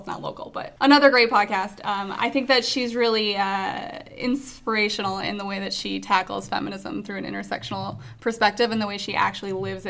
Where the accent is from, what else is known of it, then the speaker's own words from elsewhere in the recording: Minneapolis–Saint Paul, Minnesota, United States; moved away; So I'm originally from Minnesota, born and raised in Minnesota in the Twin Cities.